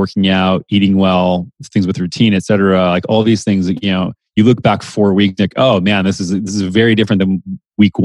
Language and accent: English; Minnesota, United States; also born or lived in San Francisco; now in Austin, United States; I grew up in the Midwest in Minnesota